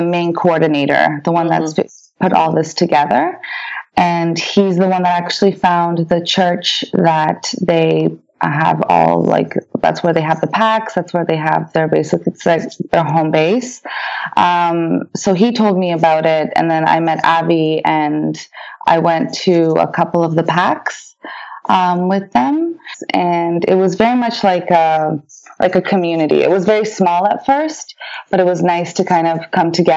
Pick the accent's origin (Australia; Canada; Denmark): Canada; first language Polish; English is a second language; also born or lived in France; we came to Canada in 1988